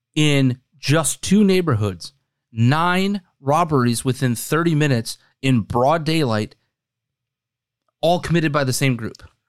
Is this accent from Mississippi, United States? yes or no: no; Wisconsin, United States; now in Chicago, United States; my home state, Wisconsin